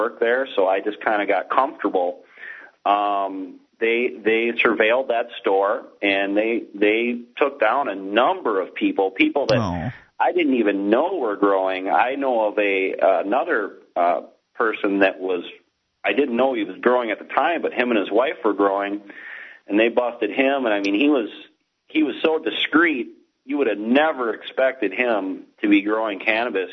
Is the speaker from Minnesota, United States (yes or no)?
yes; Minneapolis, Minnesota, United States; 21 years of growing up in North Minneapolis